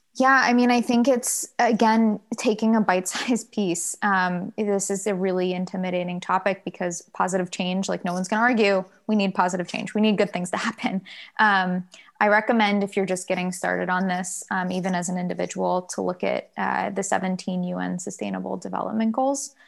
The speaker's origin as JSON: {"language": "English", "town": "Durham", "region": "North Carolina", "country": "United States", "tie": "born or raised there", "also_born_or_lived": "Virginia", "said": "I grew up in Durham, North Carolina"}